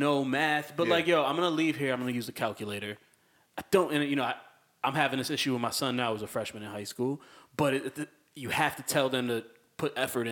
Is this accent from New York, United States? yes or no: no; Waterbury, Connecticut, United States; I grew up on Plaza Avenue, right off of Willow. I was two streets away from going to Wilby